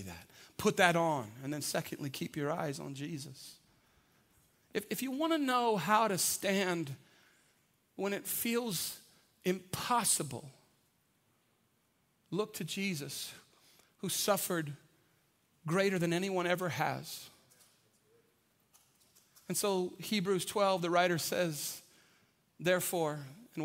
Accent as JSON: {"language": "English", "town": "San Antonio", "region": "Texas", "country": "United States", "tie": "born or raised there", "said": "I grew up on the South Side. We drink Big Red on the South Side"}